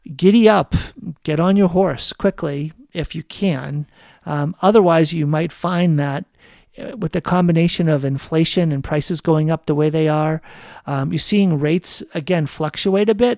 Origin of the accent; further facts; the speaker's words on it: outside of Boston, Massachusetts, United States; I grew up outside of Boston